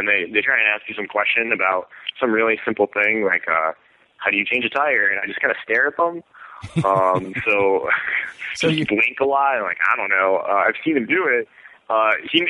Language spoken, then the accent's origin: English; Scranton, Pennsylvania, United States; also born or lived in Pittsburgh, Pennsylvania; now in Indianapolis, United States; I'm originally from Scranton, Pennsylvania, but I was coming from Pittsburgh, where I've lived the last 5 years before this